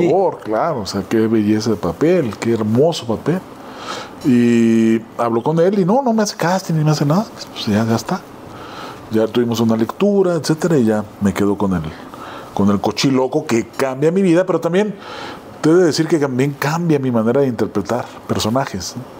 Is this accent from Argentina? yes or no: no; Ciudad Juárez, Chihuahua, Mexico; moved away as an adult; now in Mexico City, Mexico